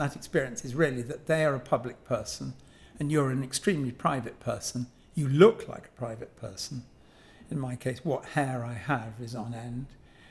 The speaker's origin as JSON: {"language": "English", "region": "London", "country": "United Kingdom", "said": "so I'm a Londoner, and I'm a Londoner as most people are Londoners who failed to leave. So it's hardly, you know, my family have been here for generations."}